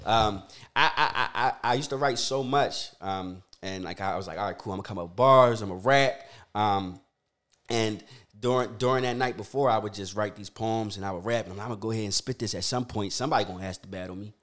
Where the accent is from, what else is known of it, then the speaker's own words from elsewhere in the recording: Philadelphia, Pennsylvania, United States; I grew up uh, born and raised in Philly